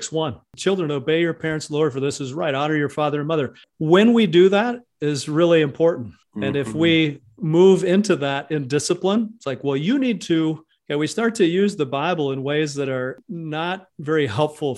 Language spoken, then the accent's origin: English; Hawaii, United States; accent: Hawaiian Pidgin; In our family, if somebody would say, I'm starting to become hoo-hoo, or you're making me hoo-hoo, it was like we're talking Hawaiian pigeon